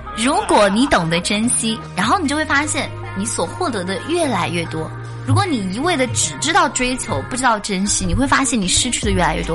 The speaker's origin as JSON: {"language": "Chinese", "region": "Xinjiang", "country": "China", "tie": "born or raised there", "moved": "yes", "said": "我们新疆的早餐有奶茶，家中必备奶茶"}